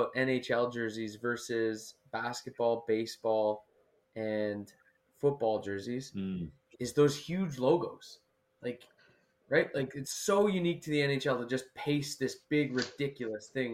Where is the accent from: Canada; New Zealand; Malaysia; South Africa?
Canada; Ottawa, Ontario; growing up in Ottawa